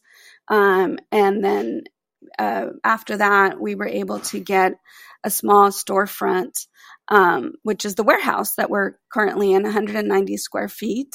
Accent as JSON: {"language": "English", "town": "Santa Ana", "region": "California", "country": "United States", "tie": "born or raised there", "moved": "as an adult", "said": "when I moved back to my hometown in 2016"}